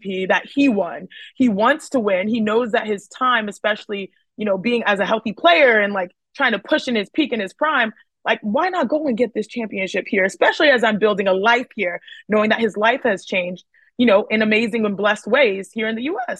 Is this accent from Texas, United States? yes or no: yes; Houston, Texas, United States; as children growing up in Houston, Texas